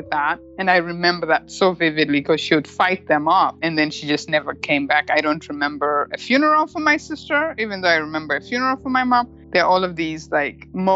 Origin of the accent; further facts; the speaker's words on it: Murewa, Mashonaland East, Zimbabwe; moved away as an adult; also born or lived in United Kingdom; now in Bellevue, United States; I was born in Murewa, Zimbabwe